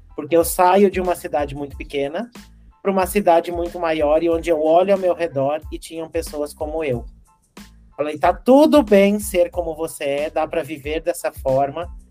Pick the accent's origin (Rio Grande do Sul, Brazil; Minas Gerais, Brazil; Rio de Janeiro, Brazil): Rio Grande do Sul, Brazil; Carazinho; moved away; eu nasci lá no interior do Rio Grande do Sul, uma cidade que se chama Carazinho